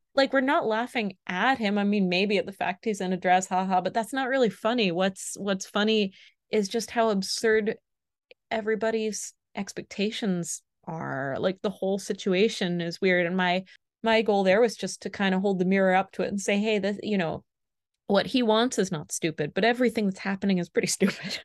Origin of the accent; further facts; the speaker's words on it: Florida, United States; now in France; she's also from Florida, and we're both from